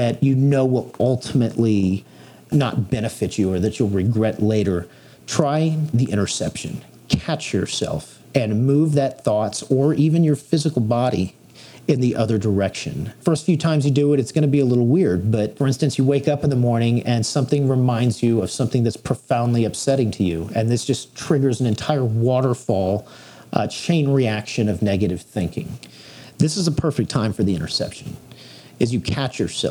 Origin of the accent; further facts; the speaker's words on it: Texas, United States; I was born and raised here in Texas